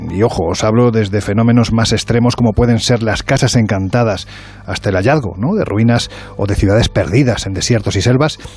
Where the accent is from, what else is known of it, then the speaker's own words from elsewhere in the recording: Andalusia, Spain; yo sé que soy andaluz